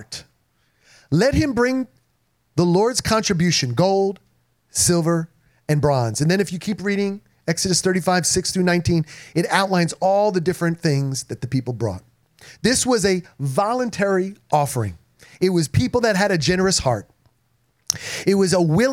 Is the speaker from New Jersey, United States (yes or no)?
yes; New Jersey, United States; I grew up in New Jersey